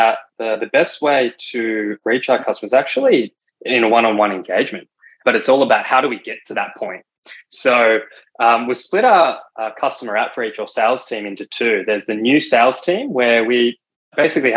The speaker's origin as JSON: {"language": "English", "region": "Victoria", "country": "Australia", "tie": "born or raised there", "said": "as co-founders, that's where we grew up in Victoria"}